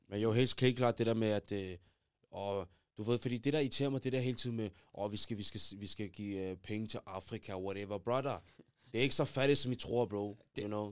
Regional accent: Denmark; Vi er fra Danmark

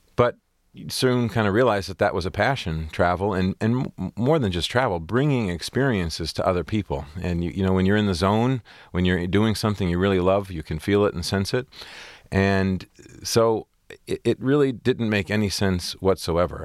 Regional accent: Port Huron, Michigan, United States; I had a great, great growing up on Lake Huron. It's a beautiful, small community

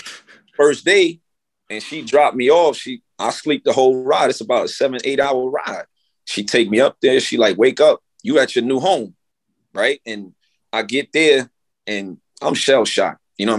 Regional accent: New York City, New York, United States; growing up in the Bronx

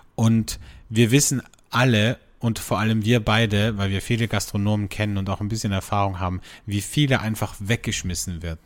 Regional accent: Austria; bei uns in Österreich

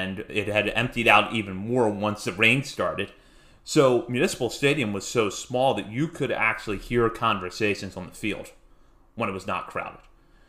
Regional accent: Hagerstown, Maryland, United States; because I grew up in Hagerstown, had been going to Suns games my whole life

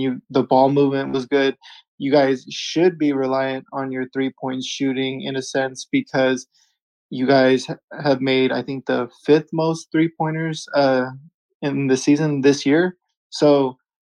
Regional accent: California, United States; I am from California

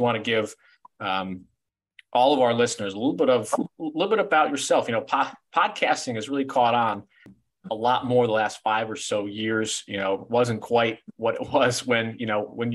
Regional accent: Cleveland, Ohio, United States; getting to live in downtown Cleveland, growing up in Cleveland

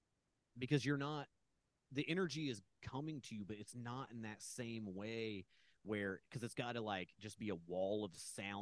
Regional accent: Indiana, United States; moved away as an adult; also born or lived in New York; now in Los Angeles, United States; I'm from Indiana, but I had lived around, like, not in the major, not, I mean, there isn't really a real major city, you know, but like, I didn't live in, like, the more metropolitan areas.

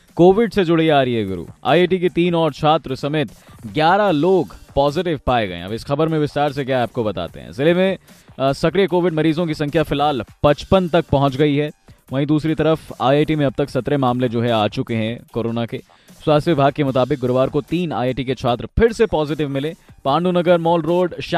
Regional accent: Kanpur, Uttar Pradesh, India; हमारे कानपुर शहर में

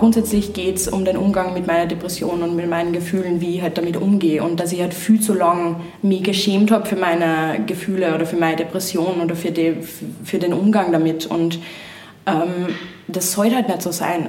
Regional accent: Upper Austria, Austria; ich komme ja vom Land, ich komme aus Oberösterreich

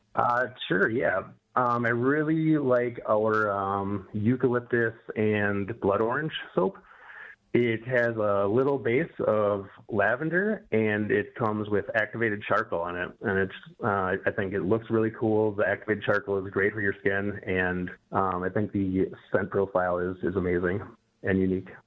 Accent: Minneapolis, Minnesota, United States; moved away as an adult; now in Detroit, United States; I was raised in Minneapolis

